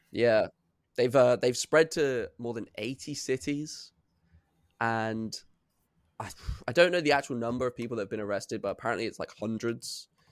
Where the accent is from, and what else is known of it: United Kingdom